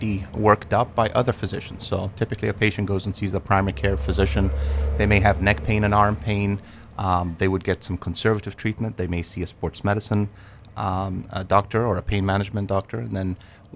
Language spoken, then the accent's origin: English; England, United Kingdom; moved away; I grew up in England